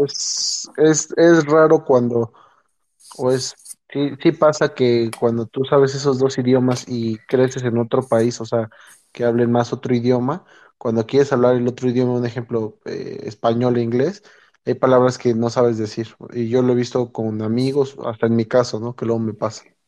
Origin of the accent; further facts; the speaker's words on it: Mexico; moved away as an adult; also born or lived in United States / State of Mexico; now in Utah, United States; yo me considero latino porque crecí en México